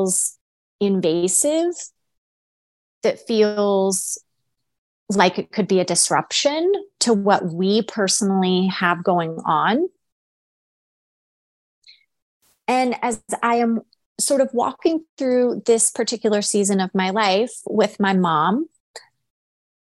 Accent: United States; Americans by nature, we're selfish.

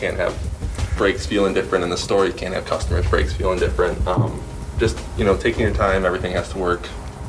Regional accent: Grosse Pointe, Michigan, United States; So I grew up in the Grosse Pointe area with Steve

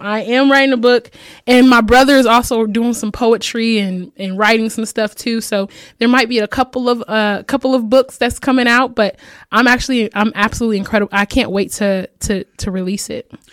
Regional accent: Fort Wayne, Indiana, United States; I'm from Fort Wayne, Indiana

